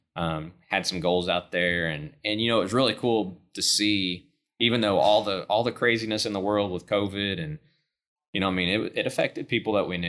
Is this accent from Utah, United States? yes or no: no; Enid, Oklahoma, United States; I grew up in Northwest Oklahoma, Enid, Oklahoma